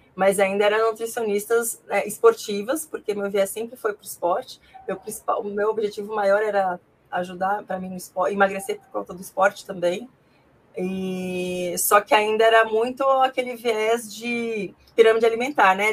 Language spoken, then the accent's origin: Portuguese; Ji-Paraná, Rondônia, Brazil; moved away as an adult; now in São Paulo, Brazil; Eu sou nascida, né, natural de Paraná, Rondônia